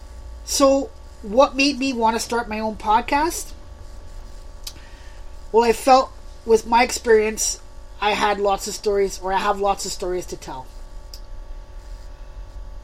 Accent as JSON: {"language": "English", "town": "Montreal", "region": "Quebec", "country": "Canada", "tie": "born or raised there", "moved": "as an adult", "lives_now": "Saskatchewan, Canada", "said": "I was born and raised in Montreal, the West Island to those who live in Montreal"}